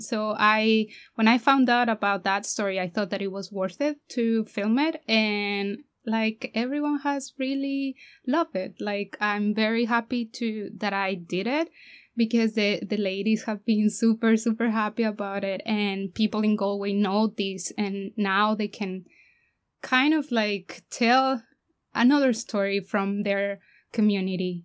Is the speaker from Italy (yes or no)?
no; Mexico; moved away as an adult; now in Ireland; I'm from Mexico